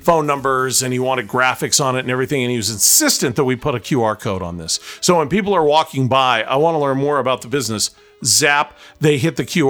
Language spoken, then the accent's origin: English; Taylorsville, Utah, United States; the VCA All Pet Animal Hospital in my hometown of Taylorsville